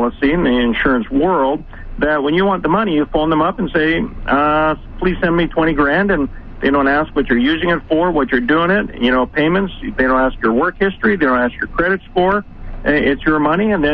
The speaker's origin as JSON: {"language": "English", "country": "Canada", "also_born_or_lived": "United States", "moved": "as an adult", "said": "I'm Canadian as well, but then moved to the United States"}